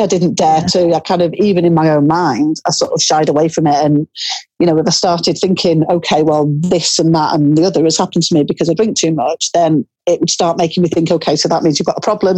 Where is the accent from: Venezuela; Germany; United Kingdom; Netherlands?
United Kingdom; Cumbria, a small town just outside Carlisle, North West England; I grew up in Cumbria, in a small town that's uh, just outside Carlisle.